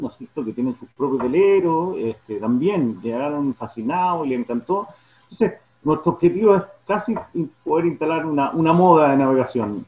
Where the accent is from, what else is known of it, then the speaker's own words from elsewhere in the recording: Santiago, Santiago Metropolitan Region, Chile; moved away as an adult; now in Yaguepe, Chile; yo soy oriundo de Santiago Santiago, nací allá, pero desde muy chico, siempre viniendo al